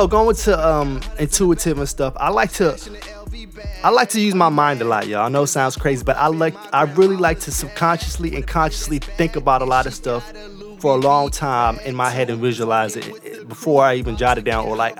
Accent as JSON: {"language": "English", "region": "Mississippi", "country": "United States", "tie": "born there", "said": "because I was born in Mississippi. Niggas really don't know. My folks are Trinidadian, but the military brought my dad to Mississippi."}